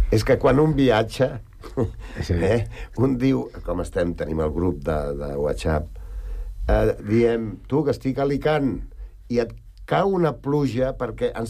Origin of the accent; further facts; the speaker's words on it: Sant Cugat del Vallès, Catalonia, Spain; Som bastant nostres, nosaltres. Som molt de Sant Cugat i no ens belluguis gaire